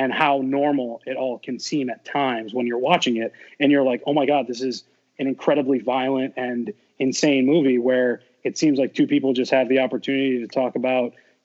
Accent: Portland, Maine, United States; I grew up in Portland, Maine

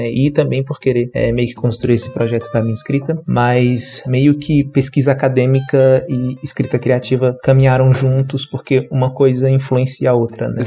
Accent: Brasília, Federal District, Brazil; born there; eu nasci aqui em Brasília e a minha formação acadêmica é em letras.

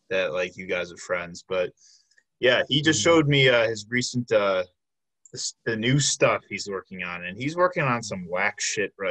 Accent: Milwaukee, Wisconsin, United States; also born or lived in Brown Deer; born and raised in Milwaukee? Yes, been here pretty much.

